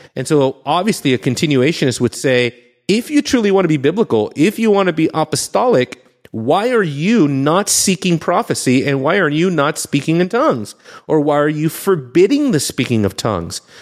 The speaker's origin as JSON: {"language": "English", "region": "Southern California", "country": "United States", "tie": "born or raised there", "said": "growing up in Southern California"}